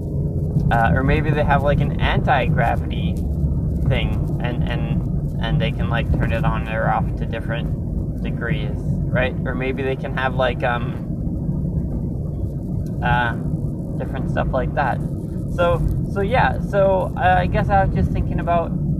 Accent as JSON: {"language": "English", "region": "Minnesota", "country": "United States", "tie": "born or raised there", "said": "me growing up in Minnesota"}